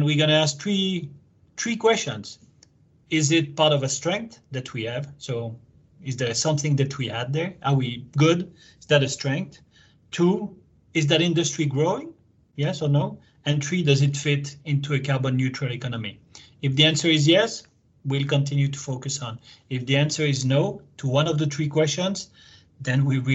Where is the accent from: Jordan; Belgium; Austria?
Belgium; also born or lived in France / United States; now in Japan; I'm Belgian originally.